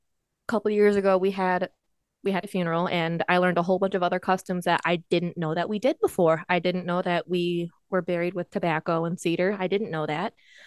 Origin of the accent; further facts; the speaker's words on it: United States; I'm Native American. Anishinaabe.